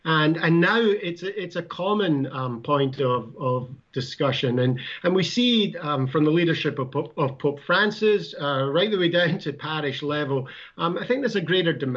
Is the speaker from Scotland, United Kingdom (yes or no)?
yes; Scotland, United Kingdom; now in United States; I'm from New Jersey. I actually originally I'm from Scotland